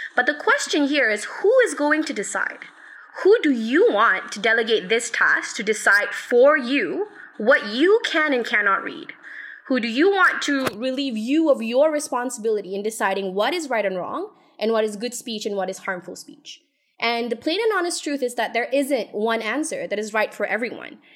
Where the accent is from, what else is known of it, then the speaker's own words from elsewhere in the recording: Malaysia; we, as a Malaysian society